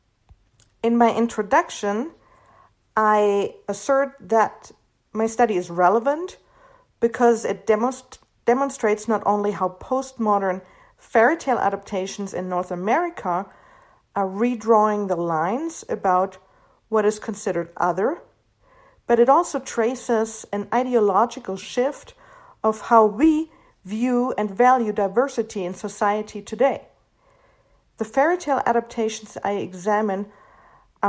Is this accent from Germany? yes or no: yes; Hanau, Hesse, Germany; English is a second language; moved away as an adult; also born or lived in Florida, United States; now in Utah, United States; I am a native German. I was born and raised in Germany. I lived in Germany until I was 23